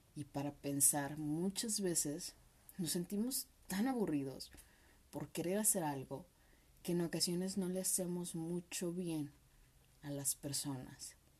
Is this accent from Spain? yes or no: no; Mexico; como buenos mexicanos